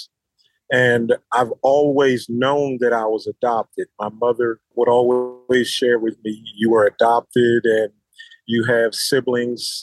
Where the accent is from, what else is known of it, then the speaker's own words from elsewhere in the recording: Philadelphia, Pennsylvania, United States; now in North Carolina, United States; I currently live in North Carolina. I'm originally from Philadelphia, Pennsylvania